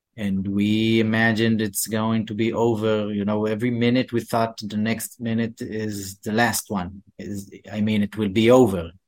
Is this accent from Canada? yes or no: yes; Canada; we're Canadian